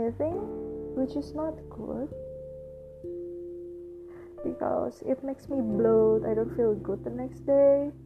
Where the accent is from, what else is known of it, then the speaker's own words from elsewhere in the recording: Jakarta, Indonesia; I was born in Jakarta, 5th March 1997.